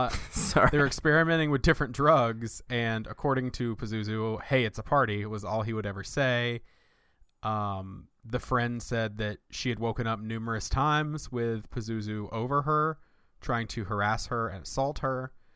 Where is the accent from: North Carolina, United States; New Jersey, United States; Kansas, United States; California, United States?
North Carolina, United States; Winston-Salem; a murder that took place in my hometown where I grew up in right outside Winston-Salem, North Carolina.